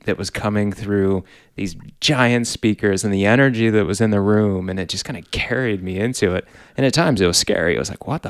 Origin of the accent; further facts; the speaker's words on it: East Coast, United States; We grew up on the East Coast.